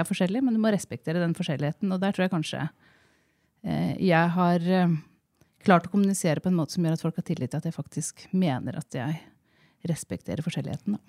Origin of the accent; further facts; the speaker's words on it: Jevnaker, Innlandet, Norway; moved away as an adult; also born or lived in Oslo; now in Gjøvik, Norway; Jeg er fra Jevnaker. Ja. Eh, jeg er eldst av tre søstre. Ja. Eh, vi er født og oppvokst eh, litt sånn der ingen skulle tro at noen kunne bo ja. på Jevnaker.